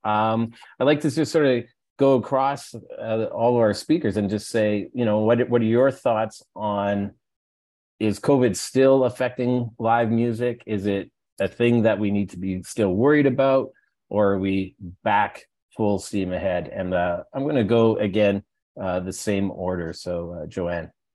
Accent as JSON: {"language": "English", "region": "Alberta", "country": "Canada", "said": "I'm from Alberta"}